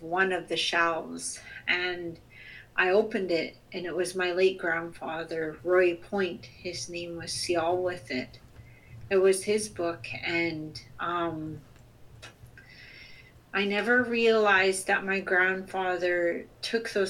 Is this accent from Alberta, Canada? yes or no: no; Chilliwack, British Columbia, Canada; also born or lived in Sts'ailes First Nation / Sq'ewlets First Nation / Musqueam territory; I'm also from the Chilkwiuk Territory, the Chilliwack Territory, Skowkale First Nation